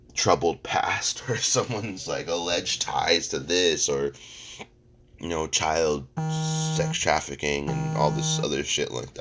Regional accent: United States; as American people

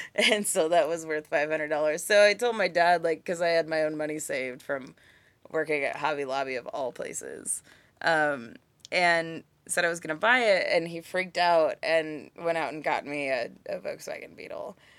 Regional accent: Kansas City, Kansas, United States; also born or lived in Santa Barbara, California / Albuquerque, New Mexico / Prairie Village, Kansas / Leawood, Kansas; We moved here when I was, like, a month from turning seven

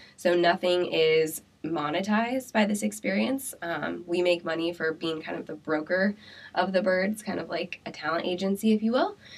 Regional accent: Pella, Iowa, United States; now in Des Moines, United States; I'm from Pella

